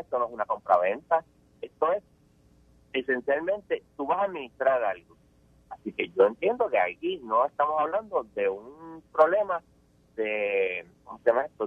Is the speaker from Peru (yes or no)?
no; Puerto Rico